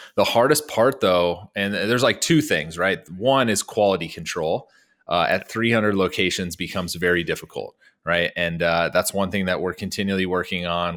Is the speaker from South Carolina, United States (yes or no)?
no; small town North Dakota, United States; moved away; I'm from, like, small town North Dakota